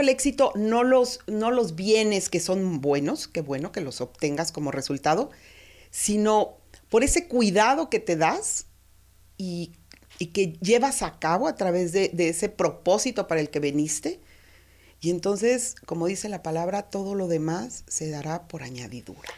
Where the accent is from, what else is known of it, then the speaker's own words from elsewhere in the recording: Mexico; así somos los mexicanos